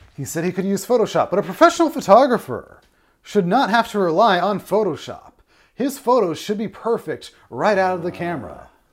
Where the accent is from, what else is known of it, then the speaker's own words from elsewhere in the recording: Westfield, New York, United States; now in Chicago, United States; I'm originally from Westfield, New York, before I came out here to Chicago.